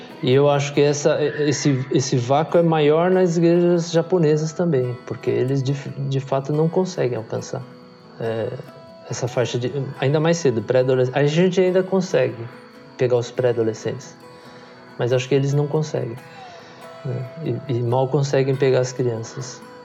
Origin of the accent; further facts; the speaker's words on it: Brazil; moved away as an adult; now in Japan; Eu nasci no Brasil, meus pais nasceram também no Brasil, então eu sou Sansei